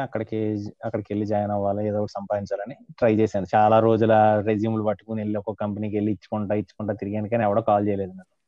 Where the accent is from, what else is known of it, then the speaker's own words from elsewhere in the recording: Kakinada, Andhra Pradesh, India; also born or lived in Visakhapatnam; intermediate మా ఊరు కాకినాడ